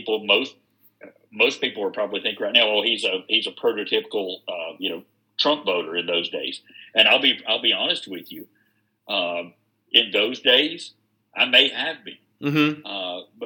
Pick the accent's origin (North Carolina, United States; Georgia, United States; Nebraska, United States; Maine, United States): North Carolina, United States; Wilkes County; also born or lived in Charlotte, North Carolina; I grew up partially here in Wilkes County, and my mom lived in Charlotte, so I was in Charlotte during the Jim Crockett days